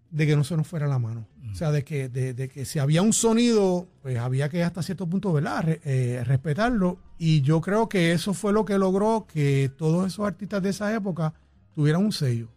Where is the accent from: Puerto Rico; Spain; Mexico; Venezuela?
Puerto Rico; Arecibo; moved away as an adult; now in San Juan metropolitan area, Puerto Rico; nací en Arecibo, eh, me crié en Arecibo, pero obviamente cuando ya empecé en el Conservatorio de Música me mudé para la área metropolitana